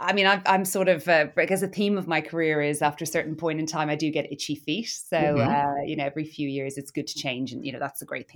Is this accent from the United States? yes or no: no; Cork, Munster, Ireland; accent: Irish; moved away as an adult; also born or lived in Dublin / Italy / London; in Ireland, as maybe you can tell from my accent. I was born in Cork